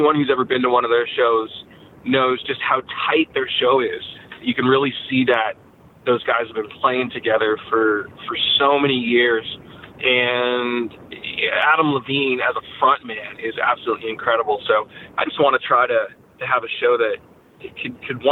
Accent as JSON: {"language": "English", "country": "Canada", "tie": "born or raised there", "moved": "yes", "lives_now": "United States", "said": "I'm actually a dual American citizen, even though I grew up in Canada."}